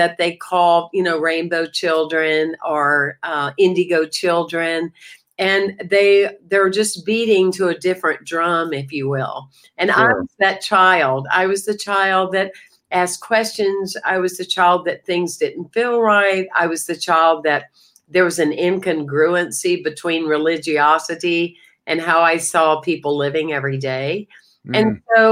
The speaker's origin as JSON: {"language": "English", "town": "Anderson", "region": "South Carolina", "country": "United States", "tie": "born or raised there", "also_born_or_lived": "Greenville, South Carolina", "moved": "as an adult", "lives_now": "Florida, United States", "said": "I was born in Anderson, South Carolina, a little small town with around 28,000 people. And I, outside of Atlanta and Greenville, Spartanburg, and I lived there until my late 20s"}